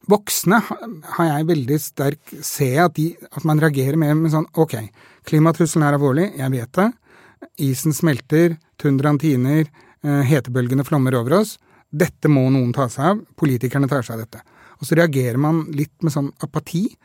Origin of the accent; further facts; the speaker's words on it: Norway; born there; utslippene nå er like store som de var da jeg ble født i Norge